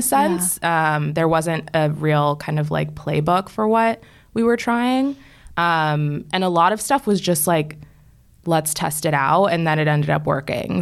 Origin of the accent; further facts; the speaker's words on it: right outside of DC, Maryland, United States; moved away as an adult; also born or lived in Washington, D.C.; now in New York, United States; I grew up in Maryland, like, right outside of D C